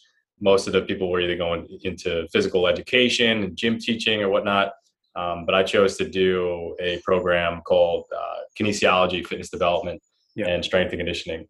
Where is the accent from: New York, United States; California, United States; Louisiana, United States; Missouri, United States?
New York, United States; Long Island; I grew up in Long Island, New York